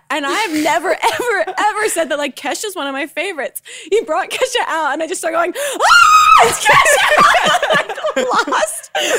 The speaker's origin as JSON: {"language": "English", "region": "New Jersey", "country": "United States", "said": "I'm from New Jersey."}